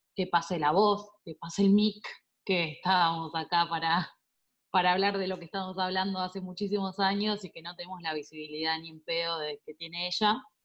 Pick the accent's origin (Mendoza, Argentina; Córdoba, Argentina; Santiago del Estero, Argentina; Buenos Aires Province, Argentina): Buenos Aires Province, Argentina; Azul; yo soy de Azul, provincia de Buenos Aires